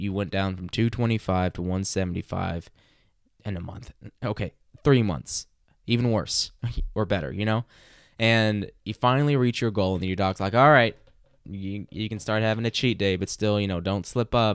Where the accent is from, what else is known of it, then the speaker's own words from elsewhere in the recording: Arkansas, United States; growing up in Arkansas like I did